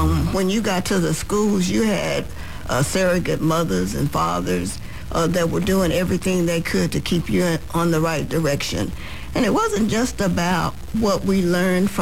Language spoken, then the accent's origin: English; Dallas, Texas, United States; I grew up in South Dallas.